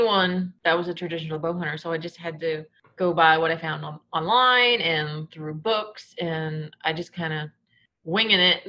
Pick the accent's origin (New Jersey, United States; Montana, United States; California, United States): New Jersey, United States; moved away as an adult; now in Ohio, United States; I was born and raised in New Jersey